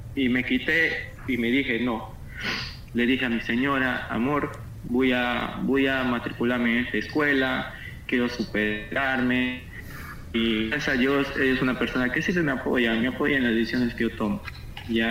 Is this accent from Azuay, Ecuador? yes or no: no; Quito, Pichincha, Ecuador; moved away as an adult; now in Marcona, Peru; Yo soy de Quito, soy de la ciudad de Quito